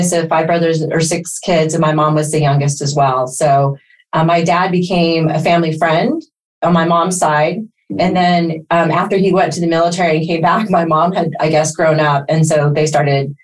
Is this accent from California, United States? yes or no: yes; San Francisco, California, United States; first language Spanish; English is a second language; I was born in San Francisco, and I'm the first of our generation, you know, my brothers and sisters, of being first generation USA.